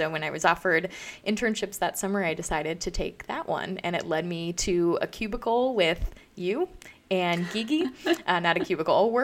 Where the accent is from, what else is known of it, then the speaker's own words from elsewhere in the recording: Owatonna, Minnesota, United States; my hometown of Owatonna